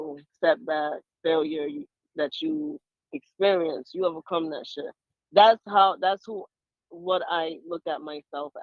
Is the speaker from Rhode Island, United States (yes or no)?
yes; Rhode Island, United States; also born or lived in Panama; now in Baltimore, United States; I was born there. I was born in Panama, and I grew up in Rhode Island